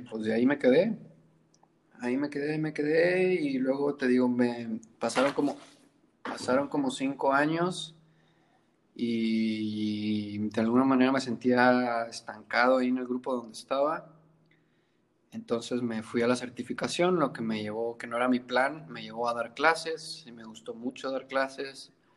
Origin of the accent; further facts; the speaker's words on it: Monterrey, Nuevo León, Mexico; moved away as an adult; now in Colima, Mexico; nací en Monterrey y luego en la secundaria me vine para